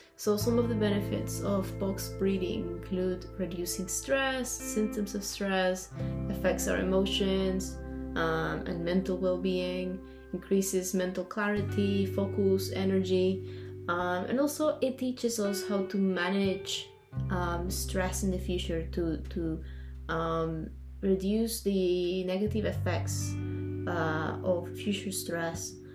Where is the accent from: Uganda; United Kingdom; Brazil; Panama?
Panama; I'm a Latina from Panama